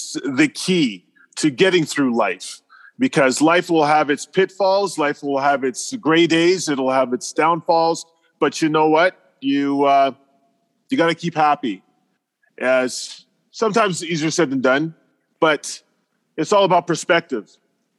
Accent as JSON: {"language": "English", "country": "Canada", "said": "I'm from Canada and I have some kids"}